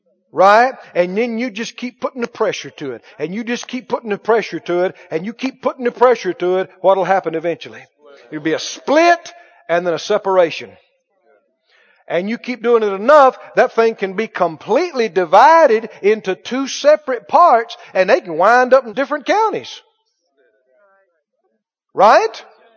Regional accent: Mississippi, United States; I'm from Mississippi. And I've done split a lot of firewood in my time.

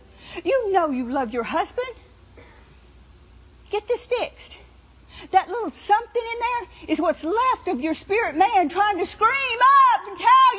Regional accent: New Orleans, Louisiana, United States; I've been around spirits my whole life. You know, I was raised in New Orleans. They believe in spirits.

